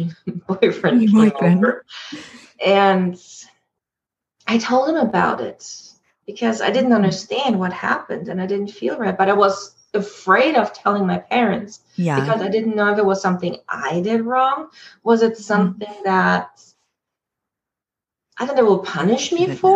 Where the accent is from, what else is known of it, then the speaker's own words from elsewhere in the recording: Germany; moved away as an adult; now in Canada; Growing up in Germany, very strict